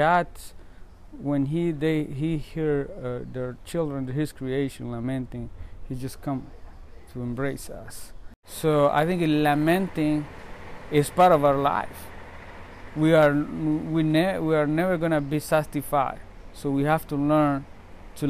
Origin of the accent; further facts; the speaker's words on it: Nicaragua; I'm from Nicaragua